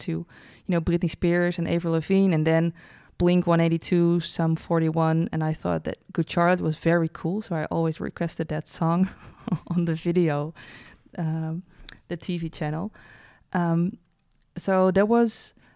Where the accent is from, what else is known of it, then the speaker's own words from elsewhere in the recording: Breda, North Brabant, Netherlands; We're from Breda, uh, the city